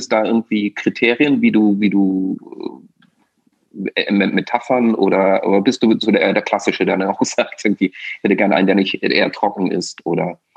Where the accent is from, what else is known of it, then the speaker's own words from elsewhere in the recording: Austria; ich bin Ösi, ja, das heißt also, sprich, äh, ich bin auch äh, in einer Region durchaus groß geworden, wo es eben die Heurigen gibt.